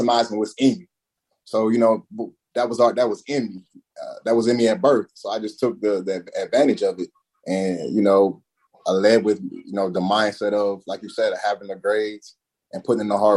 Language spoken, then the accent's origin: English; Eastern Shore of Maryland, United States; born or raised there; moved away as an adult; also born or lived in Auburn, Alabama